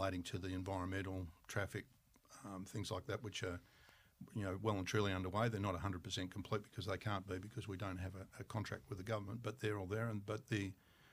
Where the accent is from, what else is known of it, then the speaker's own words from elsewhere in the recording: Tasmania, Australia; I'm from Tasmania